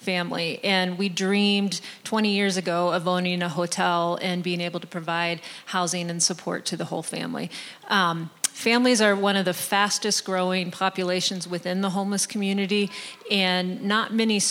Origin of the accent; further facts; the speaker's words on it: West Virginia, United States; I grew up in West Virginia